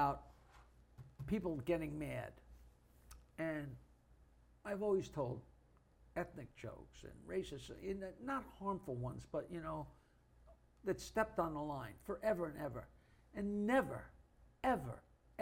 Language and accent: English; Oyster Bay, New York, United States; growing up in Oyster Bay